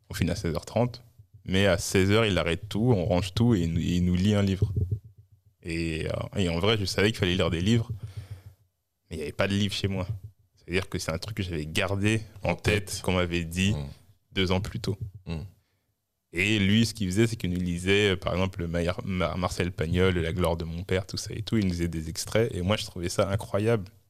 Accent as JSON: {"language": "French", "town": "Orly", "region": "Île-de-France", "country": "France", "tie": "born or raised there", "also_born_or_lived": "Mali / Créteil / Saint-Maur-des-Fossés / Maisons-Alfort", "said": "je suis né en, dans Val-de-Marne, à Créteil. Et dans mon enfance, à mes deux ans, on est retourné au Mali. On est revenu en France quand j'avais six ans."}